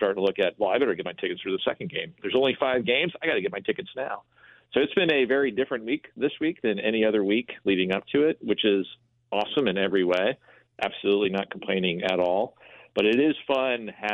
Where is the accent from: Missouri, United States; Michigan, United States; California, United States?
Missouri, United States; St. Louis; my hometown, what I knew about my hometown